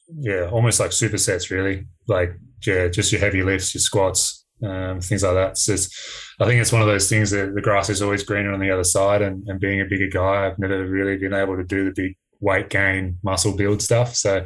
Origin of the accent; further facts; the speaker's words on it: Australia; I guess obviously being Australian, it's not really something we supported growing up and things like that.